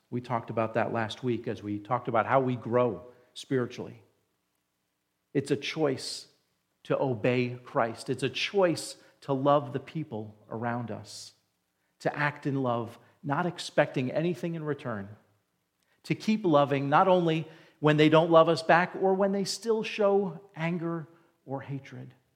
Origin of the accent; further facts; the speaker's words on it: New Jersey, United States; moved away; I grew up in New Jersey, right next to New York City